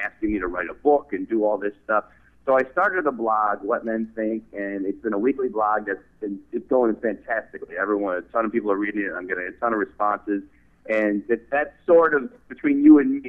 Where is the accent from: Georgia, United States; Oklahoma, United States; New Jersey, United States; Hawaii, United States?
New Jersey, United States; northern; moved away as an adult; also born or lived in Manhattan, New York City; now in New York City, United States; Originally from New Jersey, born in northern New Jersey and lived in Manhattan, now New York City, so sort of been an East Coaster my whole life.